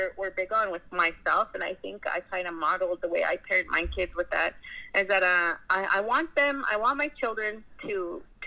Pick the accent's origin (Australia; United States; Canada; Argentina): Canada; also born or lived in British Columbia; I grew up here in Plains Cree country where my dad's from